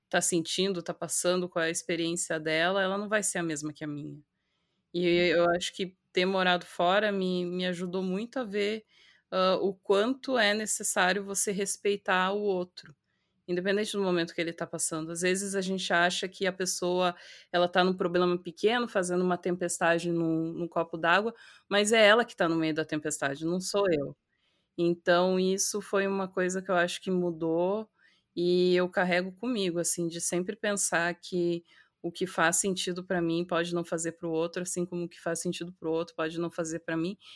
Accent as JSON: {"language": "Portuguese", "region": "South Brazil", "country": "Brazil", "said": "Eu vim do, do sul do Brasil, mas de repente eu tô junto de paulista e eu começo a falar você"}